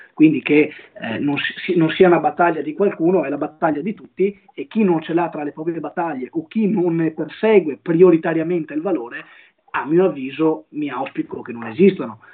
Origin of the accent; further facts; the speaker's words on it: Monteviale, Veneto, Italy; nel mio paese di origine, nel mio comune di origine, ovvero Monteviale, un comune della città